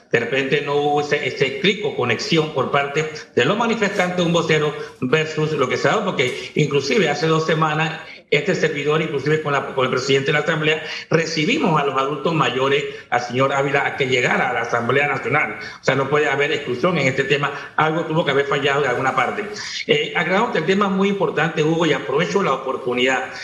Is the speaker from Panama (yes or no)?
yes; Panama; como todo panameño